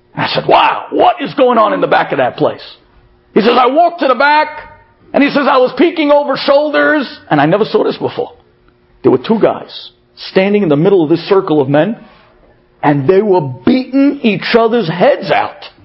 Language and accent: English; United States; moved away as an adult; now in Israel; as an American